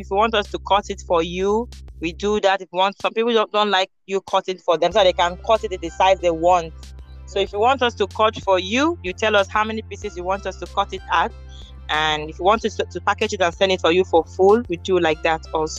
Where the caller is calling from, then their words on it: Abuja, Federal Capital Territory, Nigeria; I'm calling from Abuja, Nigeria.